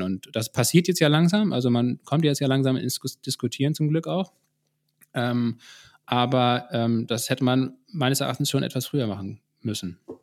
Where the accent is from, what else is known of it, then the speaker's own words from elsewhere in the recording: Germany; bei uns in Deutschland